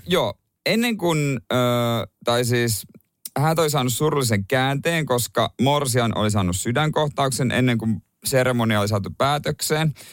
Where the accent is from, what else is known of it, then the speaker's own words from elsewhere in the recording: Seinäjoki, South Ostrobothnia, Finland; moved away; kotikonnuilla seinäjoella